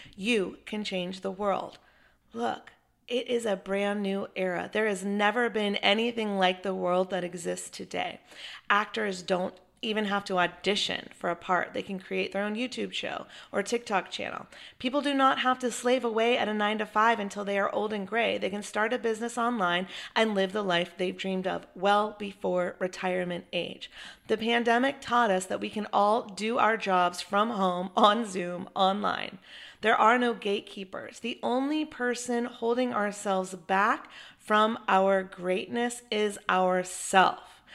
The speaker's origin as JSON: {"language": "English", "town": "Chapel Hill", "region": "North Carolina", "country": "United States", "tie": "born or raised there", "said": "my hometown of Chapel Hill. You know, I grew up watching him play basketball."}